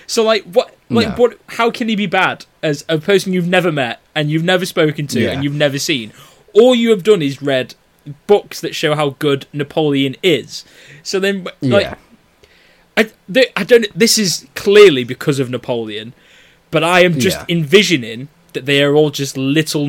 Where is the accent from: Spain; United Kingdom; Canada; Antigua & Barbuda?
United Kingdom; I'm British